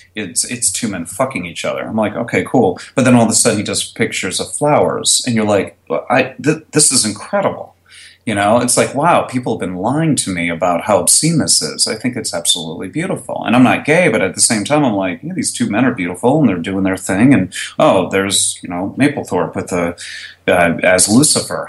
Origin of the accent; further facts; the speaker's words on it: Connecticut, United States; moved away as an adult; now in Dallas, United States; originally Connecticut. I moved down here about '95 to attend college, and then I just stayed after graduating